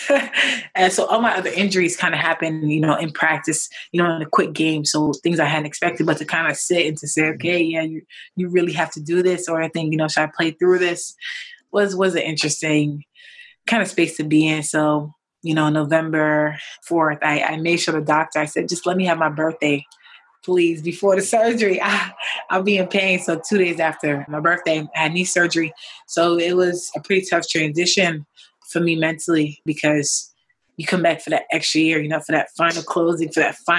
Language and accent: English; New York, United States; I grew up in New York